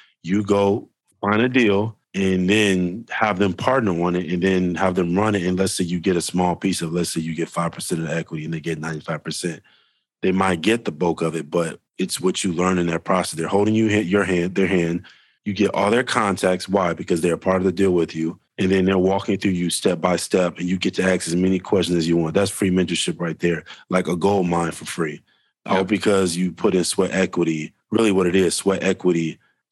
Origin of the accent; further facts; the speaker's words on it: Chicago, Illinois, United States; I'm from Chicago